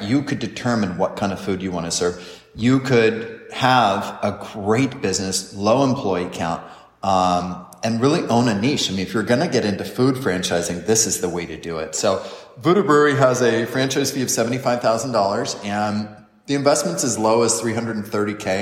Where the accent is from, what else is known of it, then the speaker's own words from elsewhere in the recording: San Diego, California, United States; now in Florida, United States; we're from San Diego, where craft beer dominates